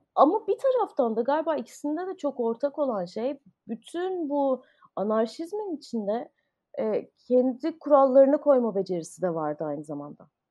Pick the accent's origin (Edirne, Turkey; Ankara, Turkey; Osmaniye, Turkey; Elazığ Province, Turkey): Ankara, Turkey; moved away as an adult; also born or lived in Istanbul / United States; ben Ankara'da doğdum. Ee, lise sona kadar Ankara'daydım. Ondan sonra uluslararası ilişkiler okumak üzere İstanbul'a taşındım.